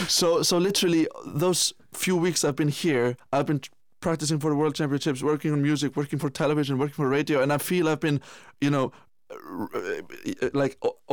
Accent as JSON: {"language": "English", "country": "Iceland", "said": "Yes, I absolutely am. But it's a little bit interesting because, you know, when I came home from Guildford in beginning of June"}